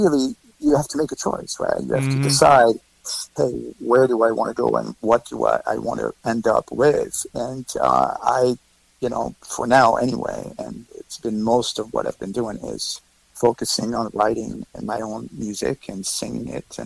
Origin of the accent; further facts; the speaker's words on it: in the Alps right outside Switzerland, Auvergne-Rhône-Alpes, France; moved away as an adult; now in New York City, United States; I was born in France. I was born right outside of Switzerland in the Alps.